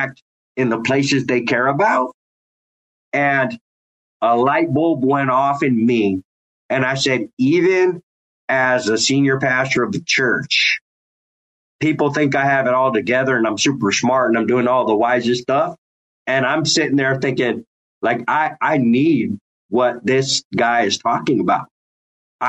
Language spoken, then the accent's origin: English; San Jose, California, United States; I grew up in East San Jose as a fatherless kid